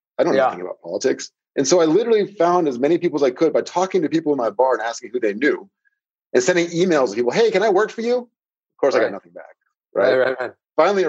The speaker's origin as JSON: {"language": "English", "town": "Seattle", "region": "Washington", "country": "United States", "said": "I'm from the Seattle area."}